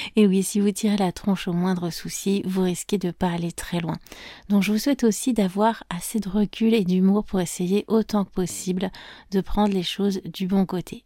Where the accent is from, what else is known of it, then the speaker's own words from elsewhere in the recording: France; je suis française